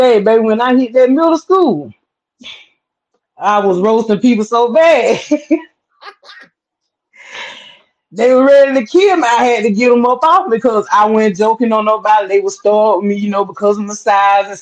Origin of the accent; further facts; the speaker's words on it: Sylvester, Georgia, United States; I'm out of Georgia, small town called Sylvester, Georgia